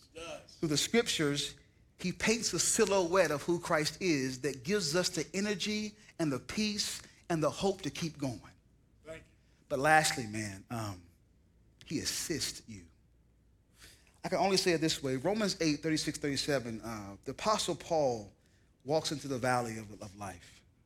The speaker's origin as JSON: {"language": "English", "region": "the South", "country": "United States", "tie": "born or raised there", "moved": "yes", "lives_now": "the West, United States", "said": "I now live in the West, but I'm from the South"}